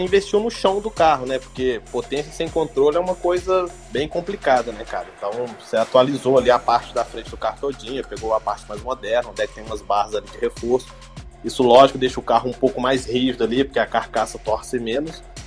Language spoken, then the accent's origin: Portuguese; Belo Horizonte, Minas Gerais, Brazil; moved away; da minha cidade, lá, Belo Horizonte